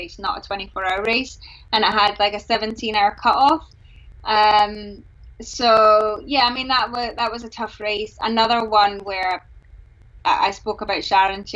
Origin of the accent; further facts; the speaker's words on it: Glasgow, Scotland, United Kingdom; I'm from Glasgow, and King of Leven's not too far